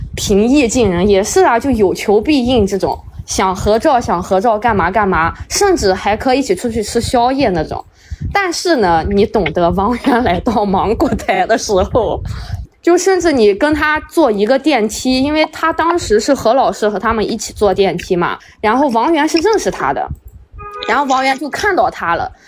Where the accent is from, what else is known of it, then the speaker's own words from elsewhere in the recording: a city in the Northwest, Northwest China, China; moved away; 是在西北某个城市嘛，王俊凯不是最新的那个电影就在我们那儿拍